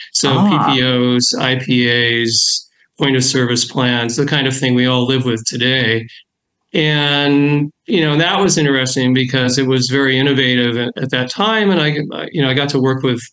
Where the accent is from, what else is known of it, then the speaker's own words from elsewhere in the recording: Seattle, Washington, United States; moved away as an adult; I grew up in Seattle back in the early days before Microsoft and tech and all